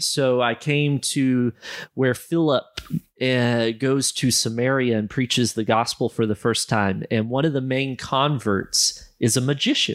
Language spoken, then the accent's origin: English; United States; moved away as an adult; now in Malawi; growing up in America